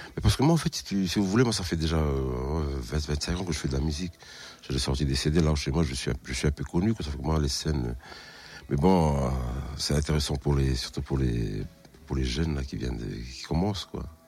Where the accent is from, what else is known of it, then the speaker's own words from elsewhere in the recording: New Caledonia; Je viens de la Nouvelle-Calédonie